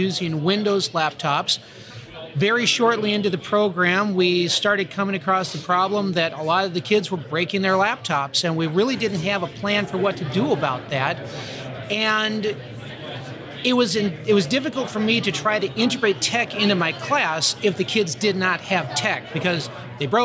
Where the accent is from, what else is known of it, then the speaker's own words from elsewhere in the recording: St. Paul, Minnesota, United States; I'm from St. Paul, Minnesota